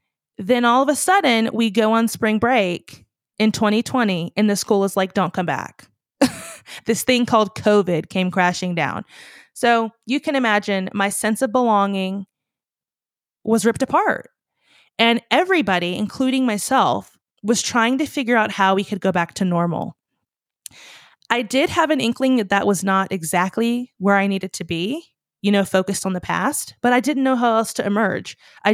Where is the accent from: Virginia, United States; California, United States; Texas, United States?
Virginia, United States; If you're new here, I'm from Virginia originally.